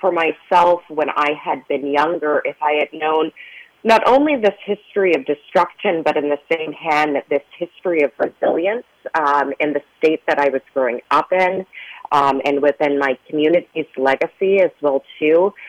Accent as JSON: {"language": "English", "region": "Oklahoma", "country": "United States", "tie": "born or raised there", "said": "So I grew up in Oklahoma"}